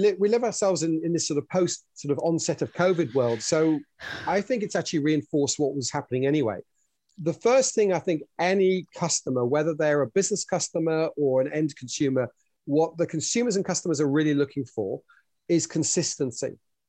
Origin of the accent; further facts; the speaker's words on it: Switzerland; also born or lived in United Kingdom / France / New South Wales, Australia; now in New Zealand; as you can probably tell from my accent, I was born in the UK, English heritage, but raised in Switzerland and France. Then lived in New South Wales for 4 years in Australia before, having married a Kiwi, moving to New Zealand to raise our children